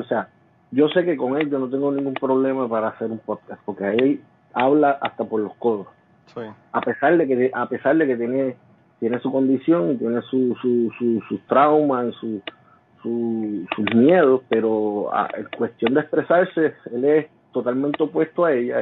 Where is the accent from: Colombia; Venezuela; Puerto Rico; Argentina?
Puerto Rico; Jayuya; como yo soy natural de Jayuya, después nosotros volvimos, nos mudados para Jayuya